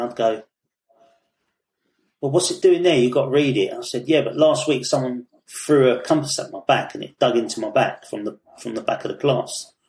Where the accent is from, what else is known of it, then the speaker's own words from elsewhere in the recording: London, United Kingdom; Yeah, Peckham, yeah. And in the 80s, that was rough, man, really rough.